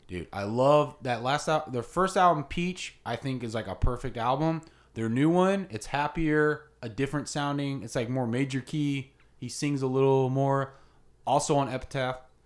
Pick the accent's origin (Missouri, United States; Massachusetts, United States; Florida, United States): Florida, United States; Ocala; I'm from Ocala, original Ocala bad boy